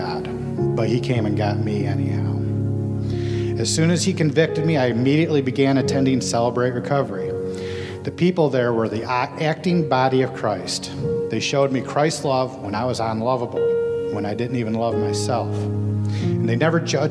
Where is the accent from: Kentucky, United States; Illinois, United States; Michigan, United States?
Michigan, United States; Detroit; I was born in Detroit in 1976 to young, loving, wonderful parents. I grew up in an upper middle class neighborhood.